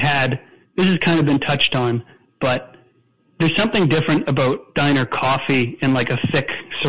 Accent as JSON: {"language": "English", "region": "Ontario", "country": "Canada", "said": "I'm from Ontario"}